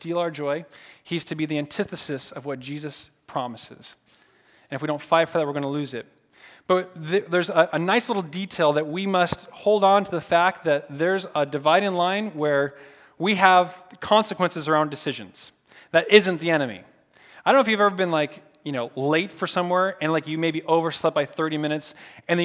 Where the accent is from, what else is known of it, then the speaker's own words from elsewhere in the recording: Portland, Oregon, United States; moved away as an adult; now in California, United States; I'm from Portland, Oregon.